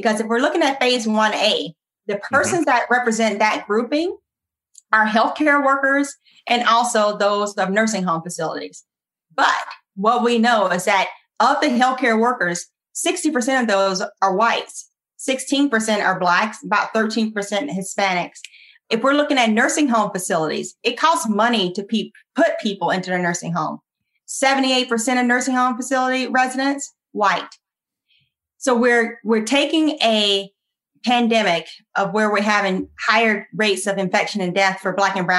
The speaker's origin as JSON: {"language": "English", "country": "United States", "accent": "country", "lives_now": "Virginia, United States", "said": "my country accent"}